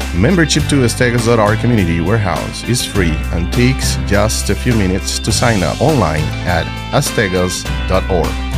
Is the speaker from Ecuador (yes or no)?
no; Venezuela; now in Idaho, United States; I come from Venezuela